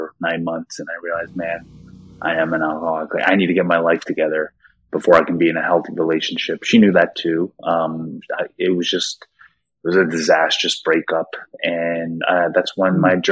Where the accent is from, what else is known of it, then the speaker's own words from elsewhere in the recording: United States; also born or lived in South Korea; I came to America when I was probably like 3 or 4 years old